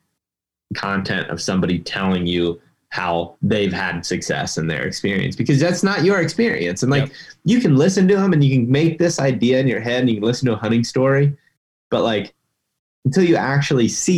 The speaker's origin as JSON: {"language": "English", "region": "Ohio", "country": "United States", "tie": "born or raised there", "said": "my home state of Ohio"}